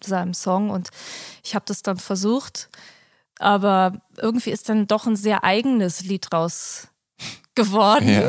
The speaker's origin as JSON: {"language": "German", "region": "Berlin", "country": "Germany", "tie": "born or raised there", "also_born_or_lived": "Kreuzberg", "said": "ich komme ja aus der Straße, wo auch äh, die Disco ist"}